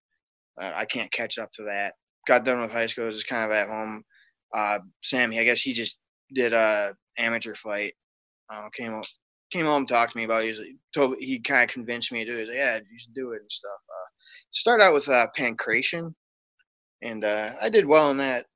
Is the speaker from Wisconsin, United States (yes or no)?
yes; Wisconsin, United States; I grew up in Wisconsin